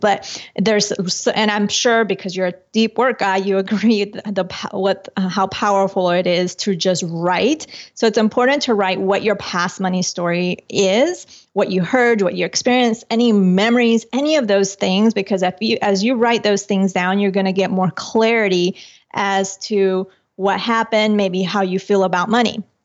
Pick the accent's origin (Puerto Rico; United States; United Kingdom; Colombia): Colombia; moved away; I'm from Colombia originally